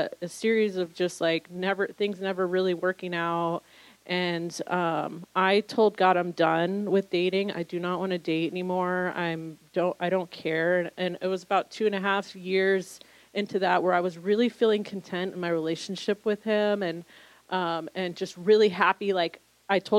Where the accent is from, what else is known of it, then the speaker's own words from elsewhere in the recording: Southern California, United States; moved away as an adult; also born or lived in New York City; I'm originally from Southern California, born and raised